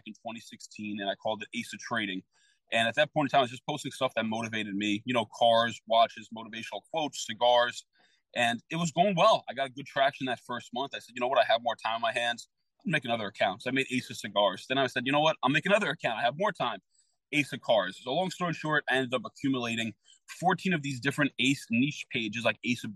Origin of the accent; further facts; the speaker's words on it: New York City, New York, United States; I grew up in the Bronx.